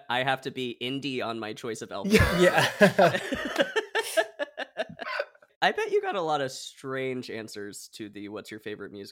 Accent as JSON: {"language": "English", "region": "Hawaii", "country": "United States", "tie": "born or raised there", "moved": "yes", "said": "I grew up in Hawaii, so very far."}